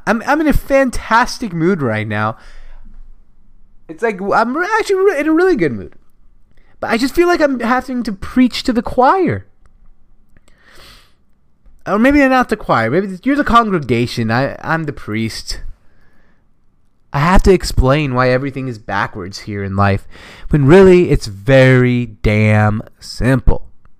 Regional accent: Seattle, Washington, United States; my hometown guy, Seattle

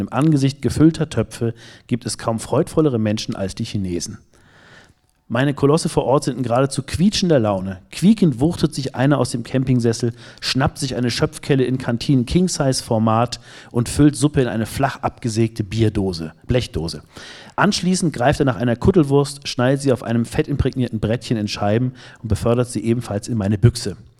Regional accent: Northern Germany, Germany; bin ich als Norddeutscher

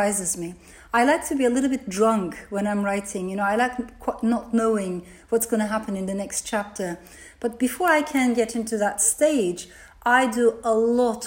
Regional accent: Turkey; first language Turkish; English is a second language; moved away; also born or lived in Strasbourg, France; my mother brought me to Turkey

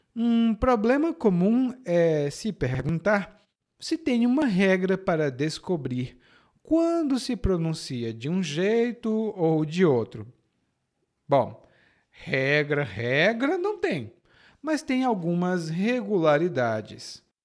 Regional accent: Ceará, Brazil; accent: Ceará; No meu sotaque do Ceará é sh

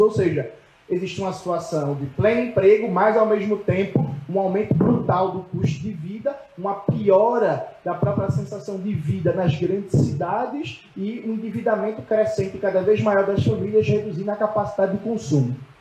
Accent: Pernambuco, Brazil; Eu sou de Pernambuco

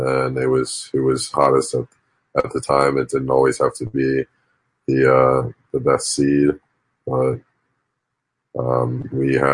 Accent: New Jersey, United States; I'm from New Jersey

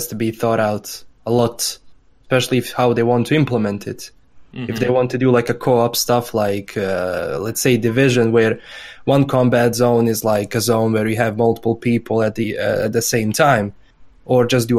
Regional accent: Transylvania, Romania; People straight up think I'm Russian every time I speak. Or I'm from Transylvania, so I'm like, nah, not even close.

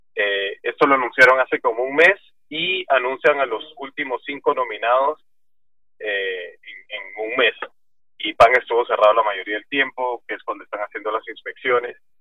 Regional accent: Panama; also born or lived in Guatemala; yo Panamá lo he recorrido todo

